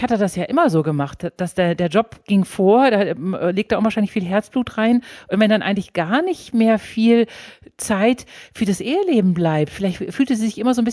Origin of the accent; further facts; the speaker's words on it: Münster, North Rhine-Westphalia, Germany; born there; Ich bin aber auch ein bisschen Fußballfan, weil ich bin in Münster geboren.